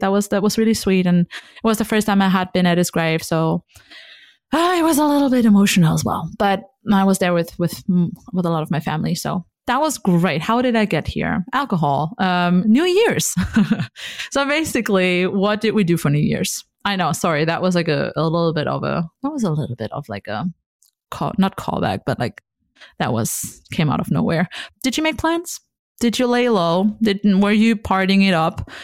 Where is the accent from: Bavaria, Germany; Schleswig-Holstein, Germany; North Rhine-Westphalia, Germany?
North Rhine-Westphalia, Germany; also born or lived in Hamburg; I was here in my hometown.